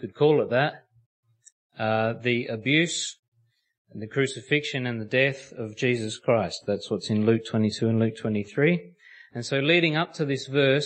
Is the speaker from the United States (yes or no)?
no; Australia; that's how us Aussies say it